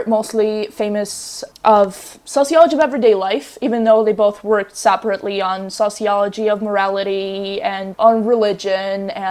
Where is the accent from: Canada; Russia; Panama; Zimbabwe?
Russia; moved away; I'm from a different country. I'm from Russia originally